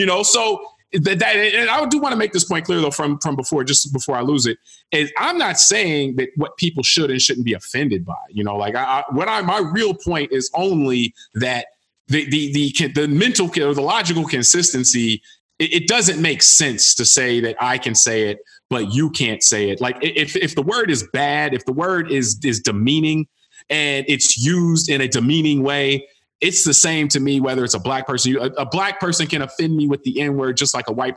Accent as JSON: {"language": "English", "town": "Cincinnati", "region": "Ohio", "country": "United States", "tie": "born or raised there", "also_born_or_lived": "Washington, D.C.", "moved": "yes", "lives_now": "Florida, United States", "said": "growing up in Cincinnati and then coming to Florida, you know, I was in D.C. for 7 years"}